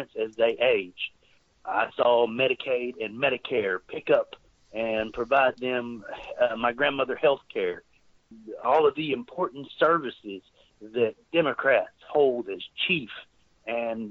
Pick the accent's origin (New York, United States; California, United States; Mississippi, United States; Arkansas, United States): Arkansas, United States; rural; born or raised there; also born or lived in Texas